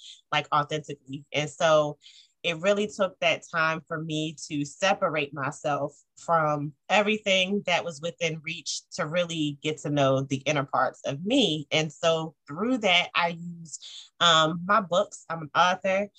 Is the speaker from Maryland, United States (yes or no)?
yes; Eastern Shore of Maryland, United States; moved away as an adult; now in Baltimore, United States; I was born on the Eastern Shore of Maryland, really small, close-knit community